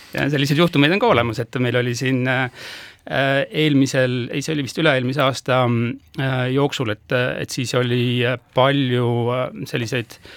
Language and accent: Estonian; Haapsalu, Lääne County, Estonia; ma olen Haapsust pärit